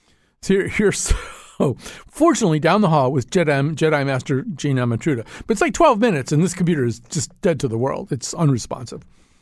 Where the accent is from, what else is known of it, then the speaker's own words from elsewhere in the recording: West Hartford, Connecticut, United States; I don't want to necessarily lean all the way into this statement that I'm from West Hartford.